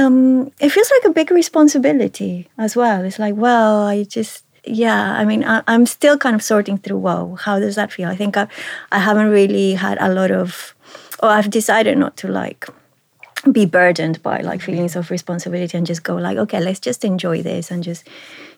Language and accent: English; Lima, Peru; moved away; beyond feeling that I am from Peru or I'm South American, like, I feel that I am actually from Lima as a city.